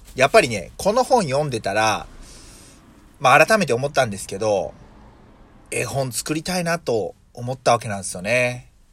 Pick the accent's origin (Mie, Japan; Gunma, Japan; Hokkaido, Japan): Mie, Japan; Yokkaichi; accent: Nagoya dialect; 三重県、まあ、四日市でどっちかというと名古屋寄りなんで、まあ、名古屋弁